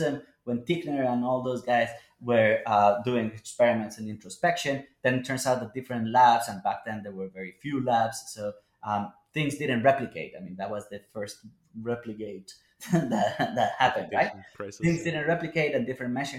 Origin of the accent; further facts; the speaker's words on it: Colombia; now in United States; Colombia, my home country